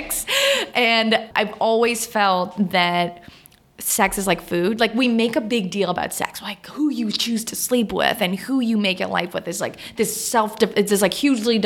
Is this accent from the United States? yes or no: no; Canada; I'm French Canadian